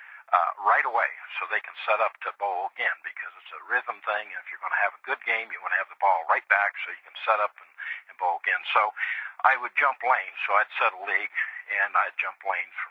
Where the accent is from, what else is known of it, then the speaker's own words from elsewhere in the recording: Dayton, Ohio, United States; I grew up in Dayton, Ohio, in the east side of Dayton, Ohio